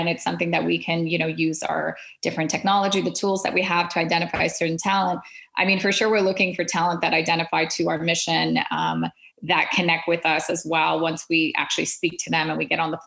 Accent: Quebec, Canada; I was still growing up with two cultures, being Canadian and Indian, and then living in the French province of Quebec.

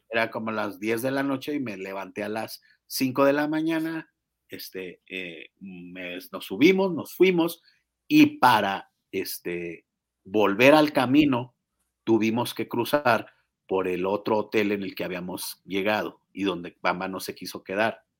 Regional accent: Chihuahua, Mexico; now in Mexico City, Mexico; soy de Chihuahua

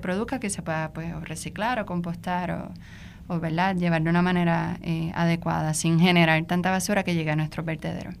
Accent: Arecibo, Puerto Rico; yo eh, soy de Arecibo.

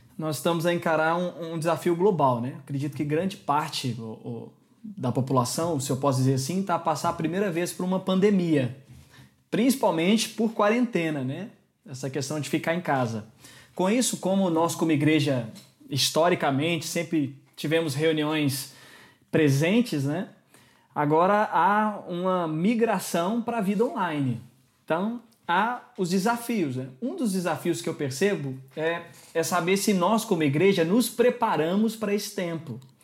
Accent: Brazil; now in Lisbon, Portugal; é um nome alemão, eu tenho um apelido português que é …, mas eu sou brasileiro

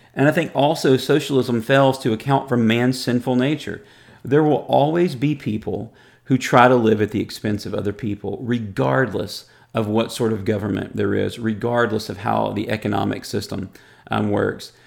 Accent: United States; as an American

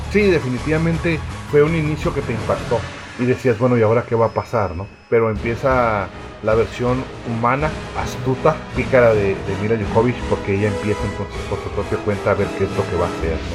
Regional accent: Baja California, Mexico; todos los que somos de Baja California sabemos los, las ondas de calor que se dan por esos lugares

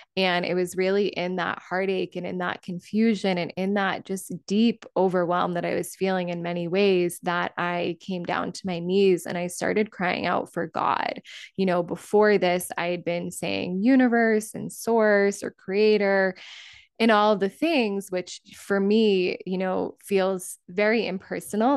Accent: Cape Cod, Massachusetts, United States; moved away as an adult; also born or lived in California; I moved back to my hometown of Cape Cod

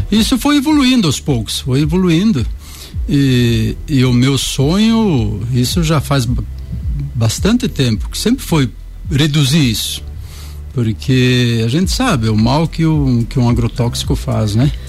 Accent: Pinheiro Preto, Santa Catarina, Brazil; moved away; also born or lived in Concórdia; eu sou de Pinheiro Preto.

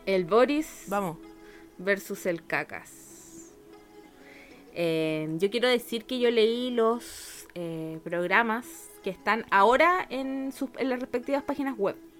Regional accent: Chile; accent: Chilean; also born or lived in Argentina; cuando llegué a Chile, estaba chiquita, llegué a tercero básico

